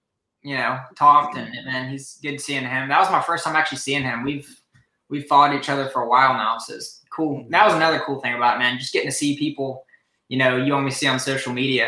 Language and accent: English; Columbia, South Carolina, United States; I'm from Columbia, South Carolina.